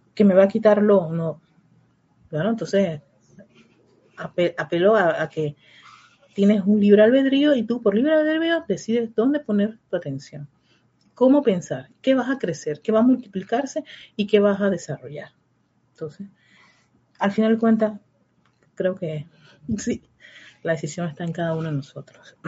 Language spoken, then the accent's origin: Spanish; Panama; en el caso de mi país